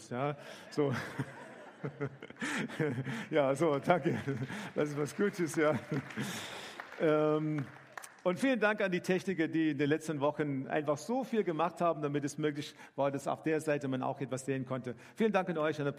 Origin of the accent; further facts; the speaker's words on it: South Africa; now in Germany; wir kommen ursprünglich aus Südafrika und damals hatten wir in Südafrika eine, eine Gemeinde gegründet.